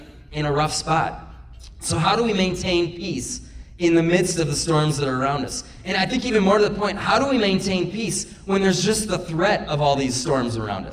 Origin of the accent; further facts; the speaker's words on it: Minocqua, Wisconsin, United States; now in Janesville, United States; I grew up in Minocqua, 3.5 hours north of here